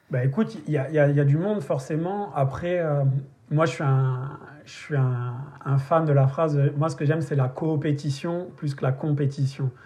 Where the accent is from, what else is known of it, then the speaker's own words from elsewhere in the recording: the South of France, France; moved away as an adult; also born or lived in Paris; moi je viens du Sud